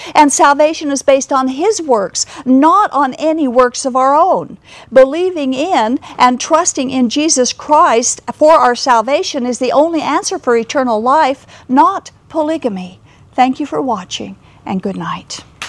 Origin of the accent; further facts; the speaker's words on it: Kaysville, Utah, United States; I was raised in Davis County in Kaysville